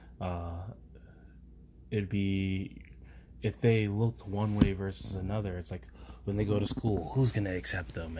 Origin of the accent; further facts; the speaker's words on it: Canada; I was born in Canada, so I'm a Canadian.